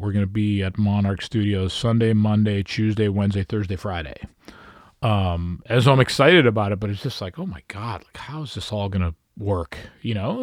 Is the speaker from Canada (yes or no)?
yes; Canada; being a Canadian artist living in Canada